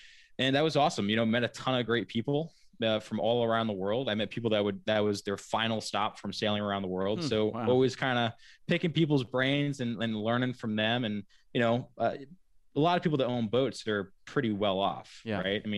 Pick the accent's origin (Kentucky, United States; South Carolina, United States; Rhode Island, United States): Rhode Island, United States; Wickford; also born or lived in Laguna Beach, California / Florida; I've been fortunate to grow up on Wickford Harbor, and you know, moved around. I was born in Laguna Beach, California, and then, which is right on the water as well, and then lived in Florida, right outside of St. Augustine, for a little while.